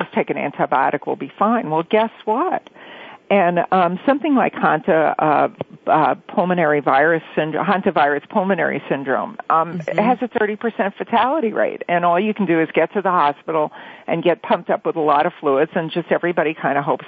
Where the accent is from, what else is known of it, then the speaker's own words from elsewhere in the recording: New York, United States; now in Los Angeles, United States; these summers that I grew up with in New York